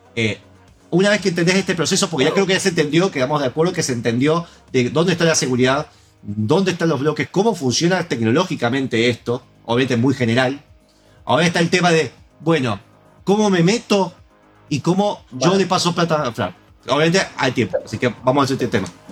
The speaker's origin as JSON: {"language": "Spanish", "country": "Argentina"}